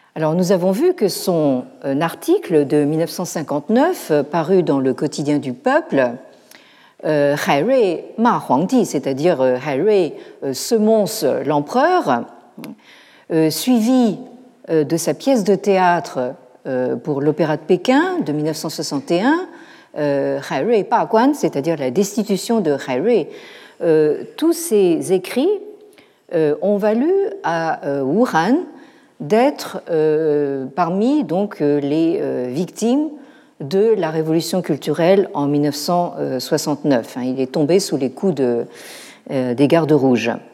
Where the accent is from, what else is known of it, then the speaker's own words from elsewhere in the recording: France; chez nous, en France